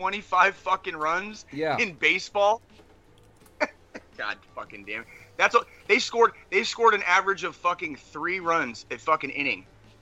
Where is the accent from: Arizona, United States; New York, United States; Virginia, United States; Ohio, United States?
Arizona, United States; now in Kansas City, United States; growing up in Arizona, as a Royals fan in Arizona